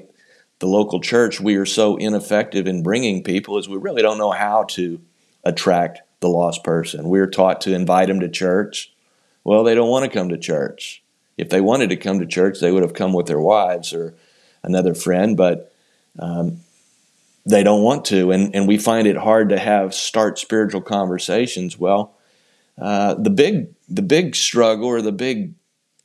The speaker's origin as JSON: {"language": "English", "town": "Houston", "region": "Texas", "country": "United States", "tie": "born or raised there", "also_born_or_lived": "Richmond, Texas", "said": "I was born and raised in the Houston area"}